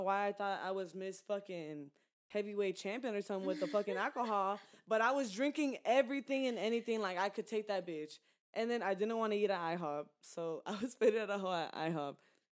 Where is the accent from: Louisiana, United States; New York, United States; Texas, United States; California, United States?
Texas, United States; Houston; Like, I'm from Houston and all, but I never really went out like that in Houston.